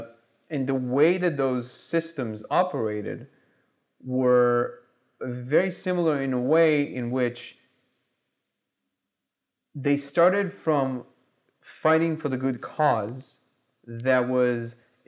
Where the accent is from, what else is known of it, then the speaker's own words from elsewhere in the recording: Israel; also born or lived in Russia; Because I was born in Russia, I grew up in Israel.